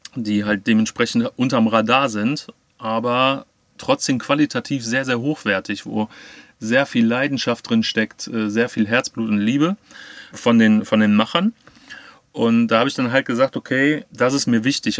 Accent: Cologne, North Rhine-Westphalia, Germany; aus dem wunderschönen Köln

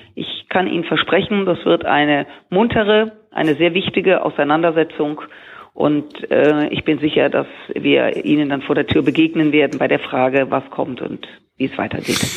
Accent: Rhineland, Germany; als Rheinländerin, ich feiere gern Karneval

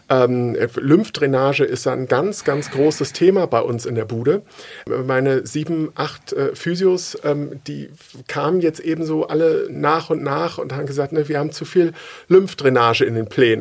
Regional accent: Uelzen, Lower Saxony, Germany; ich komme aus Uelzen

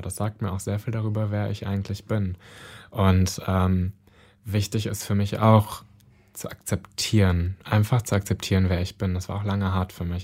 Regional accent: North Rhine-Westphalia, Germany; now in Berlin, Germany; in NRW in der Nähe meiner Heimatstadt

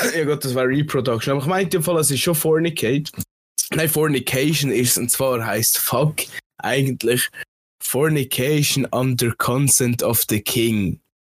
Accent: Switzerland; bei uns in der Schweiz, wo einer viel äh, Völkergruppen beieinander sind

